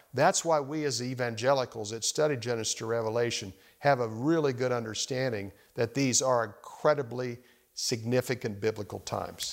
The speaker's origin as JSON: {"language": "English", "region": "Arizona", "country": "United States", "tie": "born or raised there", "also_born_or_lived": "Dallas, Texas", "moved": "as an adult", "lives_now": "Washington, D.C., United States", "said": "growing up in Arizona"}